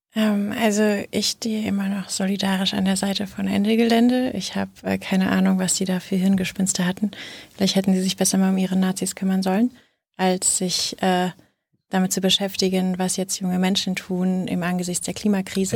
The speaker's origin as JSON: {"language": "German", "region": "Rhineland", "country": "Germany", "said": "ich bin, bin Rheinländerin"}